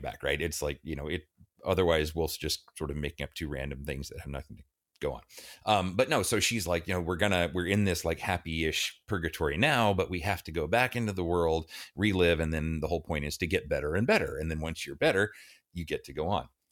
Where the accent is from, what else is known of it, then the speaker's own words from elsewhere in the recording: Dallas, Texas, United States; I grew up in Dallas